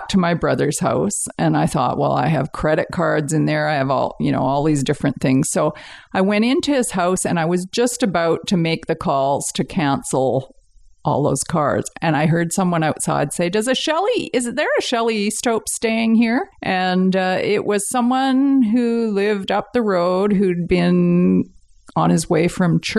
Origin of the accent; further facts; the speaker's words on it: Richmond, British Columbia, Canada; also born or lived in Vancouver / Delta / Winnipeg / Johannesburg; I was born in Vancouver, but my parents were living in Richmond. So I grew up in Richmond. I lived there till I was 12 or 13. And then we moved out to Delta